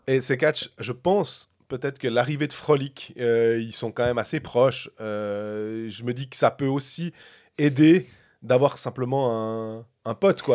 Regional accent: Switzerland; on est de Suisse

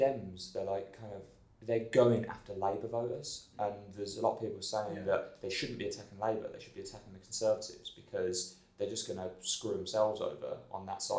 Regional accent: Birmingham, West Midlands, United Kingdom; I am from Birmingham. Yeah, Birmingham.

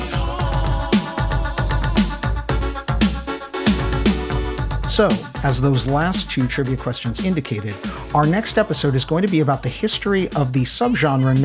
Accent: New York City, New York, United States; as a New Yorker, I am probably more keyed into freestyle than others might be

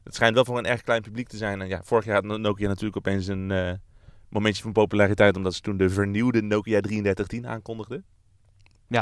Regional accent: Netherlands; waar wij als Nederlanders niet heel erg naar uit hoeven te kijken

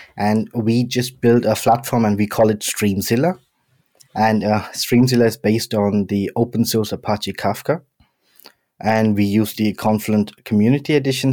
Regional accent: Mumbai, Maharashtra, India; also born or lived in London, United Kingdom; now in Stuttgart, Germany; I was born in Bombay, Uh, did most of my education in London, and now I'm living in Stuttgart

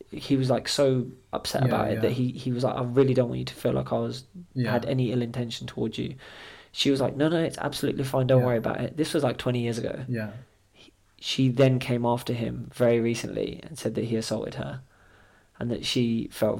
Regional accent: Scotland, United Kingdom; now in England; My whole family, we're all from Scotland

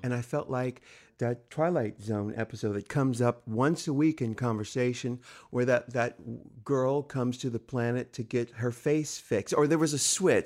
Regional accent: San Diego, California, United States; I'm from San Diego, California

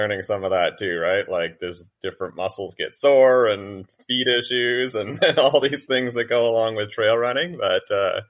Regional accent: New Brunswick, Canada; Not really. I mean, it wasn't really a big part of growing up.

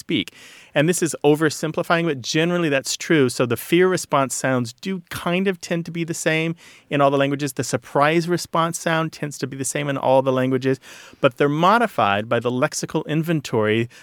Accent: Missouri, United States; moved away; I was raised in Missouri

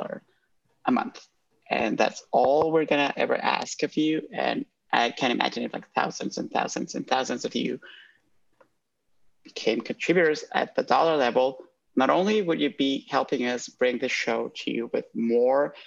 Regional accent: Honduras; moved away; I grew up in Honduras

